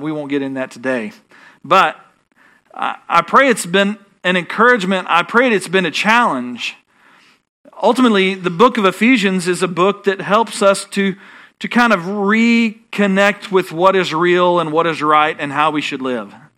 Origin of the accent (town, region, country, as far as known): Texas, United States